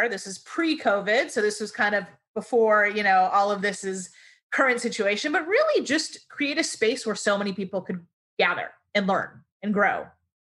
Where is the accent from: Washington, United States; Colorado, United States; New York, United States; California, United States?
California, United States; Los Angeles; moved away as an adult; also born or lived in Ohio; Growing up in Los Angeles and Beverly Hills and teaching in a private school in Hollywood